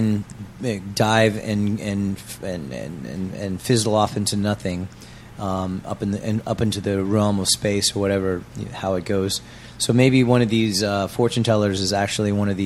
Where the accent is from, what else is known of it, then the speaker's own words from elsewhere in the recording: United States; moved away as an adult; now in Changwon, South Korea; CVG, CGV airport from my hometown